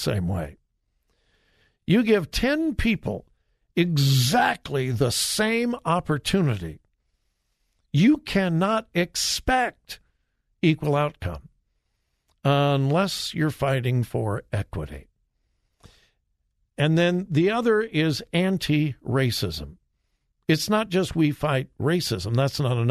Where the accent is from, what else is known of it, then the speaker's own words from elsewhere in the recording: California, United States; I'm from California. That's the way. That's the way we talk in California